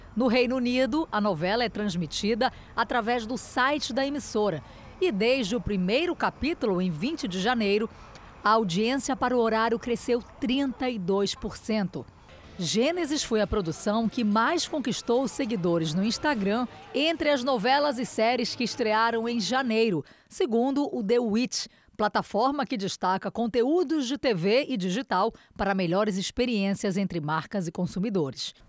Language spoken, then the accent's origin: Portuguese; Spain; now in Brazil; Eu cresci na Espanha